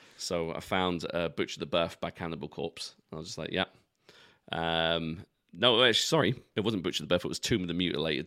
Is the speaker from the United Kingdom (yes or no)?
yes; London, United Kingdom; where I grew up in London